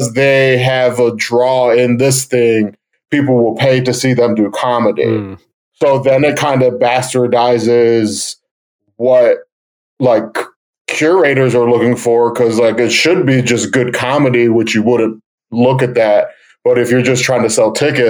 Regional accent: Cleveland, Ohio, United States; I'm from Cleveland

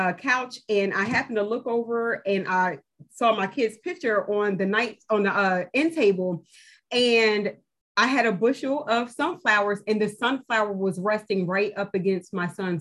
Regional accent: New Jersey, United States; moved away as an adult; now in North Carolina, United States; I'm from New Jersey. I started it in New Jersey. It wasn't until we moved to North Carolina some years later

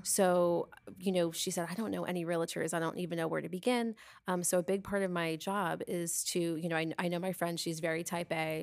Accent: Long Island, New York, United States; now in Tampa Bay, United States; I grew up on Long Island

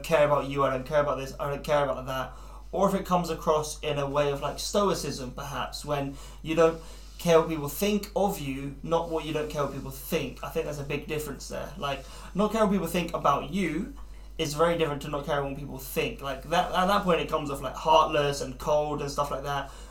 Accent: United Kingdom; as British people

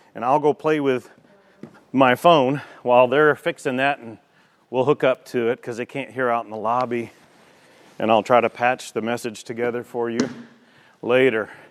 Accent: United States; We're from America

